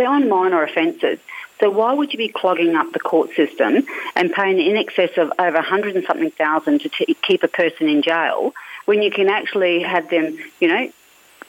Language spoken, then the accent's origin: English; Alice Springs, Northern Territory, Australia; when I grew up in Alice Springs, not many people went to jail